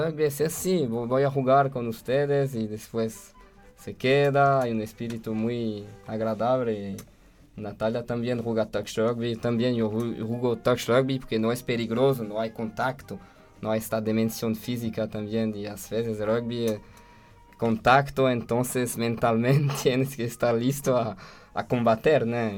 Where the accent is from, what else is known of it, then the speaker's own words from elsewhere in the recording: France; Spanish is a second language; moved away as an adult; also born or lived in Brazil; now in Austria; en Francia, en mi país